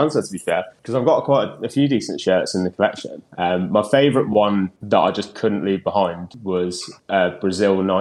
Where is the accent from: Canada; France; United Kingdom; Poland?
United Kingdom; England; as an Englishman